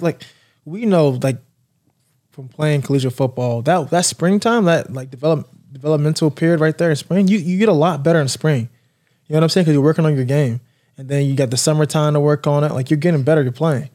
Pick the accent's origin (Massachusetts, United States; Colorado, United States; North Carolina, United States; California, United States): North Carolina, United States; Raleigh; now in Florida, United States; growing up in North Carolina